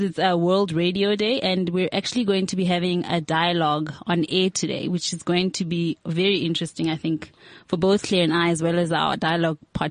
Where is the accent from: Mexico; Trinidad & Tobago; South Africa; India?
South Africa; we are citizens of South Africa